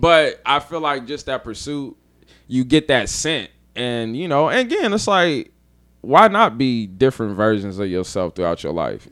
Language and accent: English; Dayton, Ohio, United States; moved away as an adult; also born or lived in Columbus; now in New Orleans, United States; I'm from Dayton